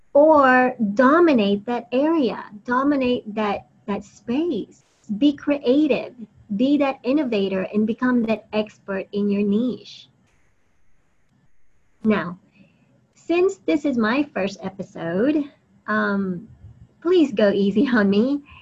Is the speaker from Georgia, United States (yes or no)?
yes; Atlanta, Georgia, United States; also born or lived in Philippines; I was born in the Philippines and I lived there for a few years when I was very young before I moved to Atlanta to live permanently with my family, my parents and my brothers.